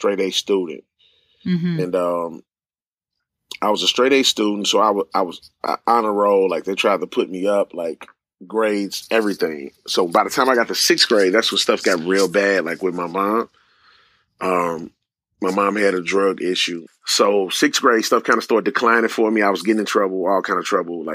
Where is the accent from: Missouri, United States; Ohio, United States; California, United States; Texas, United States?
Missouri, United States; St. Louis; also born or lived in Greenwood, Mississippi; I grew up in the inner city of St. Louis in a single-parent home